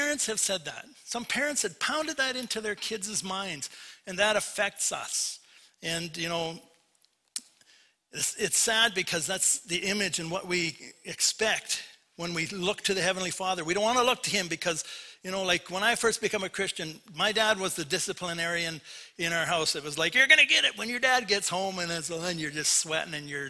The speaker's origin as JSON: {"language": "English", "town": "Port Coquitlam", "region": "British Columbia", "country": "Canada", "tie": "born or raised there", "moved": "yes", "said": "I was raised in Vancouver, raised in Port Coquitlam"}